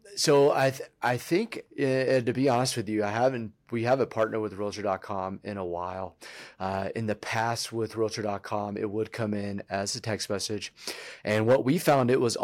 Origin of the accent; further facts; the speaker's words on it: Virginia, United States; moved away as an adult; also born or lived in North Carolina; now in Colorado, United States; I grew up in Virginia